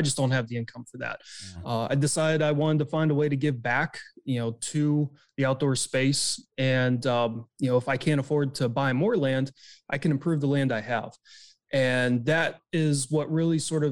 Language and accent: English; just outside of Pittsburgh, Western Pennsylvania, United States; I'm from Western Pennsylvania, just outside of Pittsburgh. I grew up as an outdoors kid.